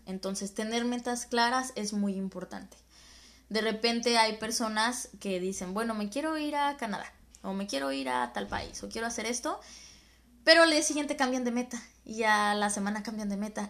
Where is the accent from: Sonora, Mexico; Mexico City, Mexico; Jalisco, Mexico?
Jalisco, Mexico; Guadalajara; moved away; caminaba en Guadalajara, de donde soy